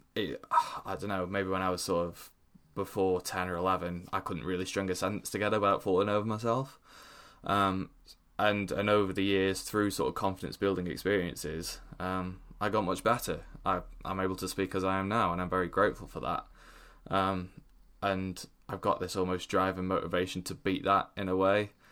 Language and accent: English; Stoke-on-Trent, West Midlands, United Kingdom; moved away as an adult; I'm from Stoke